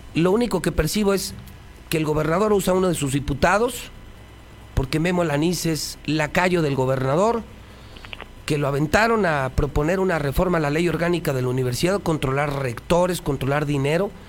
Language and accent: Spanish; Aguascalientes, Mexico; por mi gente, por mi tierra. Y es el Aguascalientes que yo quiero